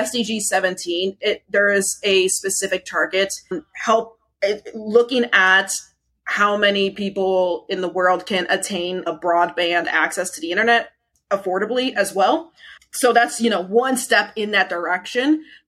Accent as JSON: {"language": "English", "country": "United States", "said": "the only American among the finalists"}